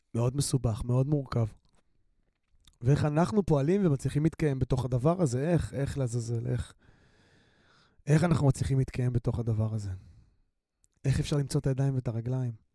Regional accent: Ramla, Central District, Israel; אני גדלתי ברמלה.

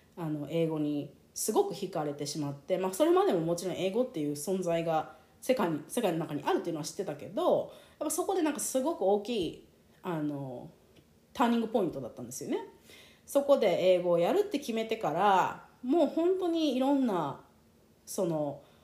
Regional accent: Japan; first language Japanese; 私みたいにその日本で生まれ育って日本語でこう育 ってきた

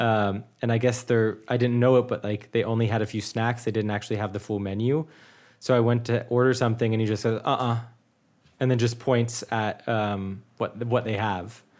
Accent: United States; first language English; now in Munich, Germany

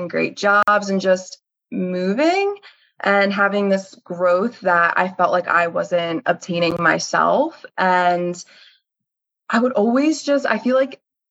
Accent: Bucks County, Pennsylvania, United States; I grew up in Bucks County, which is a very rich area

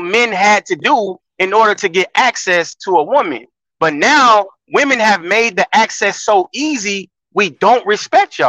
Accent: Florida, United States; I'm from Florida

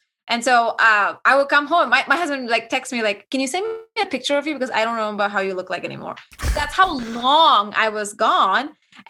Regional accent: India; accent: Indian; English is a second language; I had a very thick Indian accent because I felt so insecure and absolutely not confident at all because of the way I speak, the way I look.

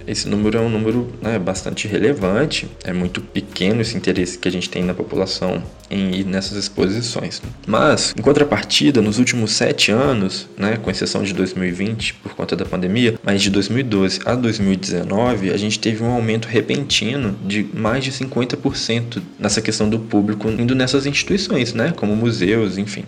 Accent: Carangola, Minas Gerais, Brazil; moved away; Eu venho de uma cidade muito pequena, eu cresci em Carangola, uma cidade no interior de Minas

